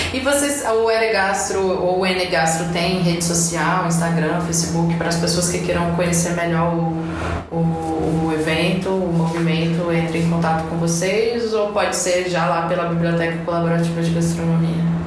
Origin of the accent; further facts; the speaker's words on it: Brasília, Federal District, Brazil; also born or lived in Goiás; eu sou brasiliense